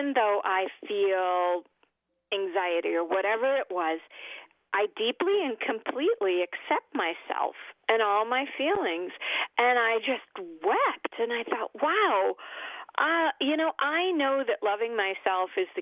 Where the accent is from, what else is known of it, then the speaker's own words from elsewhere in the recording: Oak Park, Illinois, United States; I am from Oak Park, Illinois, wonderful town, intellectual, lots and lots of opportunities to act and to sing and to just, you know, be me